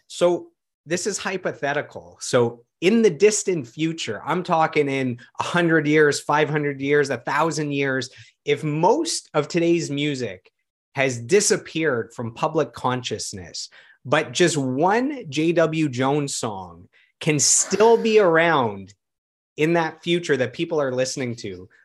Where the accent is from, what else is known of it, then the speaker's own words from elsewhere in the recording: Ottawa, Ontario, Canada; my hometown of Ottawa